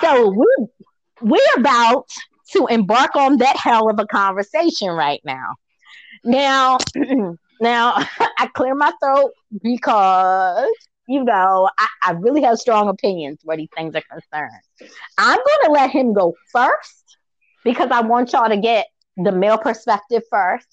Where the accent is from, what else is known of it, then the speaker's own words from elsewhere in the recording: Baltimore, Maryland, United States; moved away; also born or lived in Virginia / Georgia; even back home when I was in Baltimore, because I'm from Maryland originally